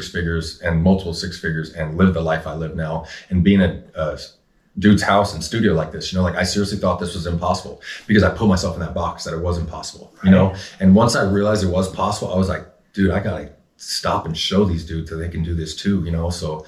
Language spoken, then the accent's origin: English; Phoenix, Arizona, United States